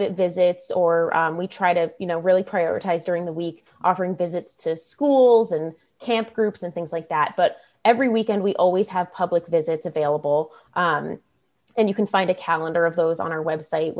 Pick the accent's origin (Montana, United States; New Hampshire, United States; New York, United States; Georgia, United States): New York, United States; Westchester County, north of New York City, United States; So I'm in Westchester County